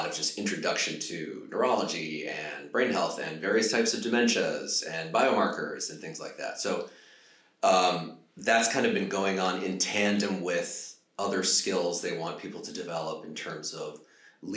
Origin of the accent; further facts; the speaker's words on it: United States; also born or lived in Hollywood; I'm from the United States